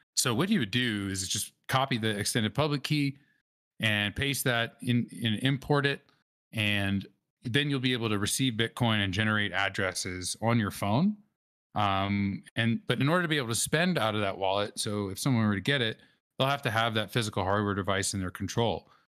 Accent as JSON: {"language": "English", "town": "New Orleans", "region": "Louisiana", "country": "United States", "tie": "born or raised there", "said": "I grew up in New Orleans"}